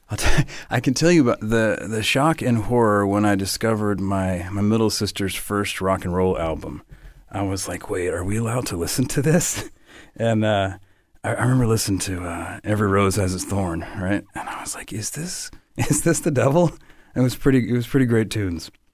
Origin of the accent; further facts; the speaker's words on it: above Atlanta, North Georgia, United States; moved away; also born or lived in Nashville, Tennessee; I, I, grew up above Atlanta, and then um, part of my youth outside of Nashville, Tennessee.